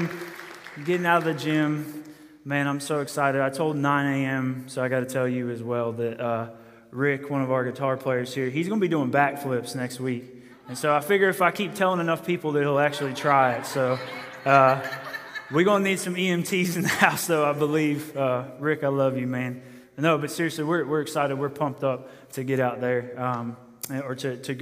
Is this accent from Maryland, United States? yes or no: yes; Maryland, United States; I'm from Maryland, from a city area